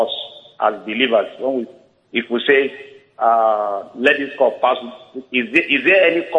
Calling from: Canada; calling from Canada.

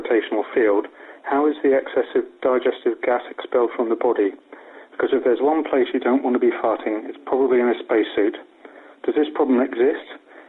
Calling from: Napier, Hawke's Bay, New Zealand; I'm calling from Napier in New Zealand.

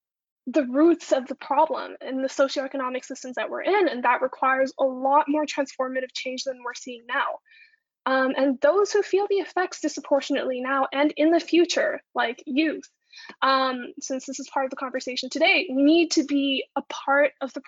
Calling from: Toronto, Ontario, Canada; I'm coming here from Toronto, so I'm citing Toronto Public Health, for example.

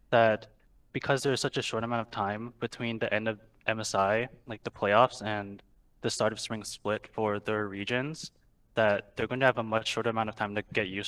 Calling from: California, United States; Uh, Orange County.

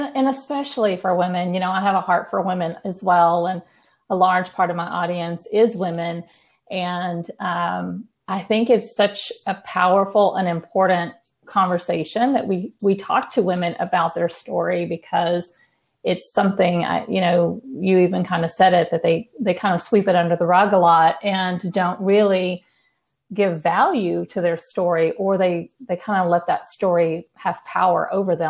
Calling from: New Braunfels, Texas, United States; I am calling in from Texas. I'm in between San Antonio and Austin. So I live in a smaller town called New Braunfels

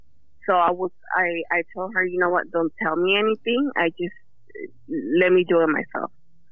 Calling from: Livingston, California, United States; Livingston, California.

